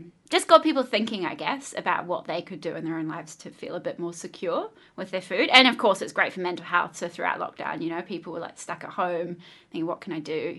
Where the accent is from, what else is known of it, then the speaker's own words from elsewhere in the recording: Christchurch, Canterbury, New Zealand; also born or lived in United Kingdom; I'm from Christchurch. That's where I grew up. And I remember we actually moved to Christchurch from the UK when I was 10